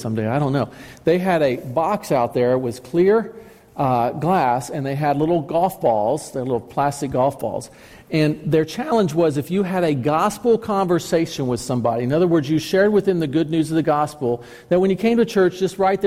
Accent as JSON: {"language": "English", "town": "Alexandria", "country": "United States", "tie": "born or raised there", "said": "when I was a kid and growing up in Alexandria, up the road here"}